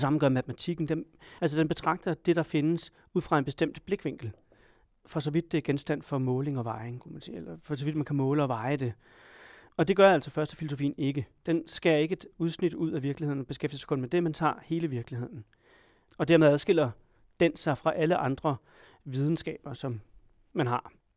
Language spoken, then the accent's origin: Danish; Denmark; Jeg har sikkert nogle politiske opfattelser, som kommer af at være dansker